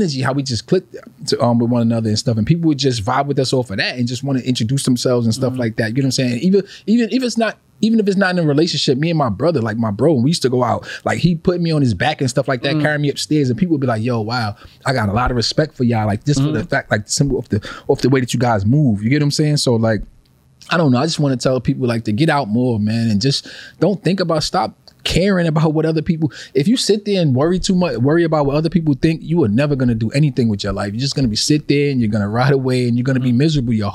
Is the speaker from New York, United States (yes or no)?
yes; New York City, New York, United States; I grew up in Faraco